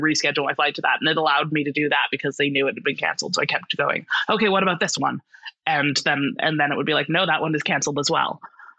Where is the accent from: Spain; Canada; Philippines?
Canada; Ottawa, Ontario; moved away as an adult; I am from Ottawa, Canada